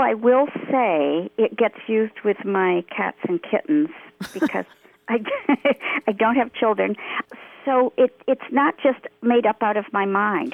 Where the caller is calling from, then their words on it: central New York near Cooperstown, United States; I'm calling from central New York near Cooperstown